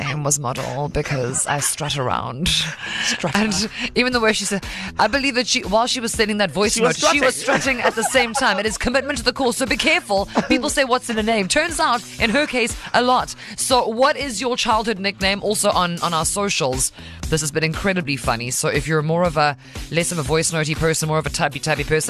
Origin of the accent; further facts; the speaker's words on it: Cape Town, Western Cape, South Africa; I'm from Cape Town